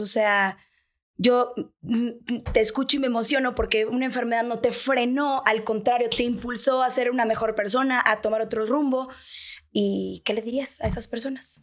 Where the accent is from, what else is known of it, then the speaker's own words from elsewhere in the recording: Sonora, Mexico; moved away as an adult; now in Mexico City, Mexico; somos sonorenses